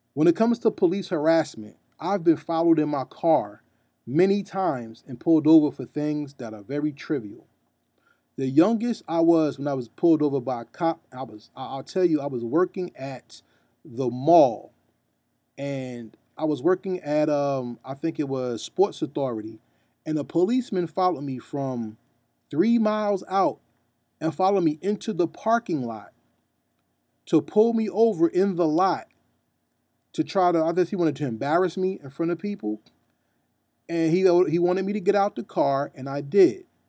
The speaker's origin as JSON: {"language": "English", "region": "New Jersey", "country": "United States", "said": "I'm from New Jersey"}